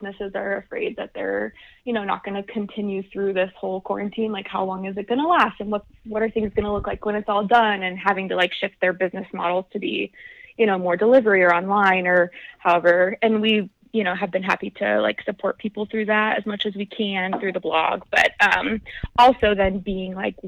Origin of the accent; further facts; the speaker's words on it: Arizona, United States; moved away as an adult; now in Boulder, United States; I'm from Arizona